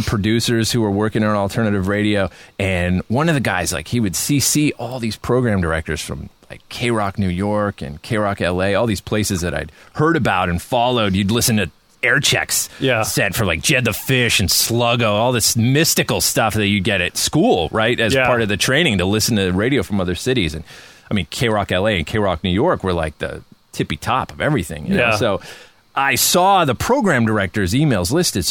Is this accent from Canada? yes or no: yes; Canada; moved away; I'm from Canada